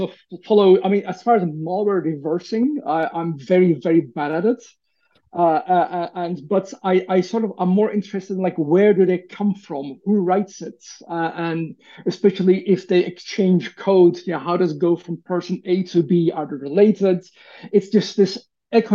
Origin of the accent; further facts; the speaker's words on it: Turkey; growing up in Turkey in the 80s